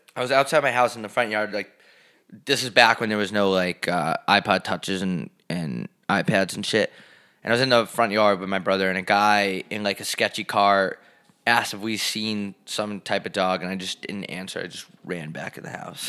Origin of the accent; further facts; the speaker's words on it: United States; now in Scottsdale, United States; I'm fucking from New York.